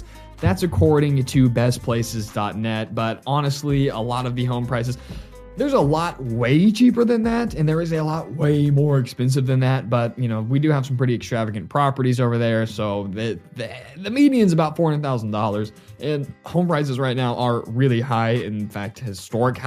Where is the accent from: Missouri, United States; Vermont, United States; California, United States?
Missouri, United States; Nixa; Nixa, my hometown's community center